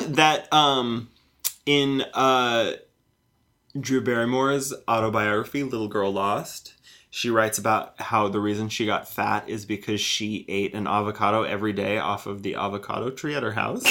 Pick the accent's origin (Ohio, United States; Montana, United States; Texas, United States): Montana, United States; I grew up in Montana